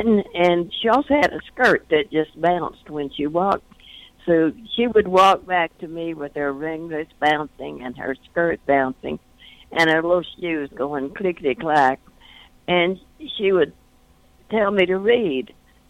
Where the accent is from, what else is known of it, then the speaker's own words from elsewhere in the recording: North Louisiana, United States; Well, I grew up in North Louisiana during the Depression, and also we were extraordinarily poor, and it was during the Jim Crow era.